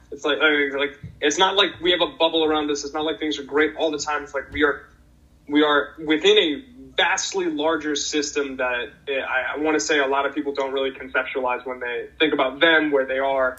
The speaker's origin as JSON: {"language": "English", "town": "Boston", "region": "Massachusetts", "country": "United States", "tie": "born or raised there", "also_born_or_lived": "Pacific Northwest", "moved": "yes", "said": "I grew up in Boston, Massachusetts"}